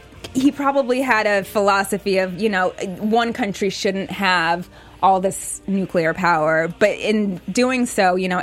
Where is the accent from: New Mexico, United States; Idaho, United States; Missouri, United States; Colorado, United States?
New Mexico, United States; Los Alamos; I'm from Los Alamos, New Mexico.